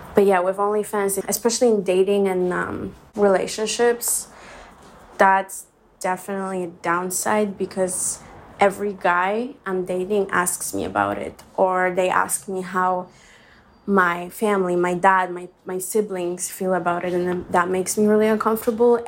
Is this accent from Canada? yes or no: no; Poland; now in Los Angeles, United States; I'm also from Poland, so that's a very close-minded country.